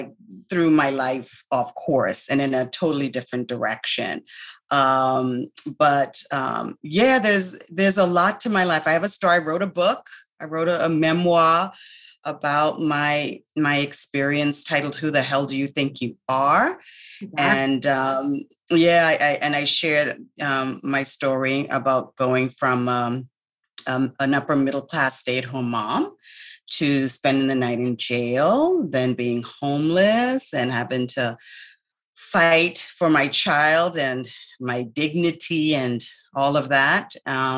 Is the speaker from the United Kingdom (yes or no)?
no; Bahamas; also born or lived in Miami, Florida / Atlanta, Georgia; now in Florida, United States; I grew up in the Bahamas.